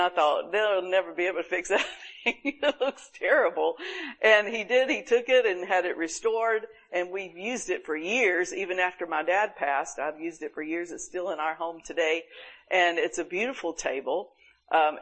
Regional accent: Panama City Beach, Florida, United States; we've always had hurricane problems in my hometown, Panama City Beach.

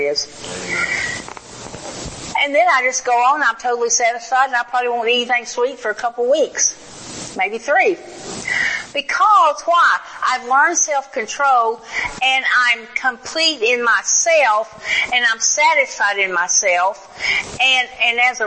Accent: the South, United States; now in Oklahoma, United States; I was raised in the South

